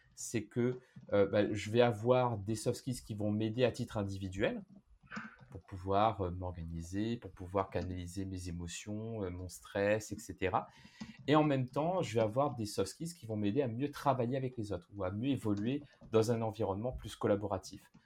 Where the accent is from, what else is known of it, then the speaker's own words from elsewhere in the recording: Réunion; moved away; je viens de la Réunion, j'ai vécu dans plusieurs pays